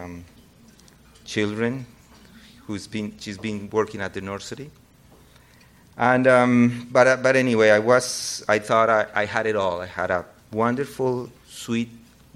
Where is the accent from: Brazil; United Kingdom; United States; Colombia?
Colombia; moved away; I grew up in Colombia